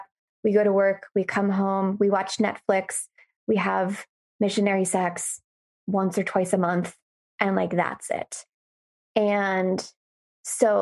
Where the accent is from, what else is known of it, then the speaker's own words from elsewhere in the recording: Gainesville, Florida, United States; I grew up and lived in Gainesville, Florida